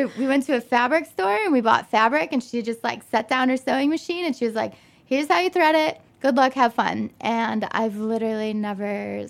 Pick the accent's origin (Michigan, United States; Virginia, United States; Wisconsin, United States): Michigan, United States; Detroit; moved away as an adult; also born or lived in New York; now in Chicago, United States; I'm originally from Detroit suburbs.